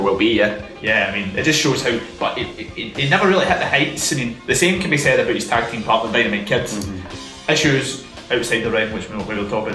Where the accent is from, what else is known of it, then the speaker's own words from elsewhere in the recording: Scotland, United Kingdom; being Scottish